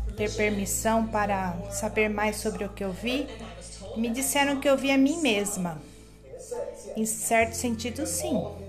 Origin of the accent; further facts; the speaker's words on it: Memphis, Tennessee, United States; eu nasci em Memphis, não na Memphis do Egito